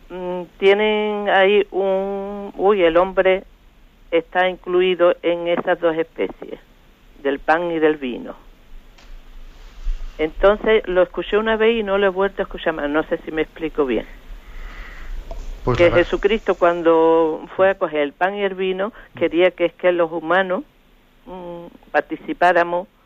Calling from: Madrid, Community of Madrid, Spain; Hola, buenos días … de Madrid.

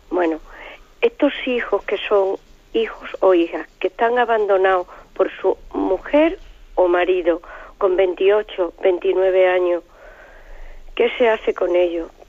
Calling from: Castellón, Valencian Community, Spain; de Castellón.

